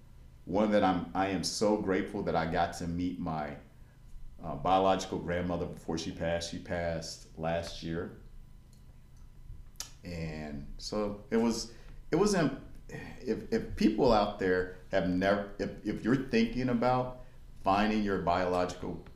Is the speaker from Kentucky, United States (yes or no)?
yes; Bowling Green, Kentucky, United States; I was born in Bowling Green, Kentucky.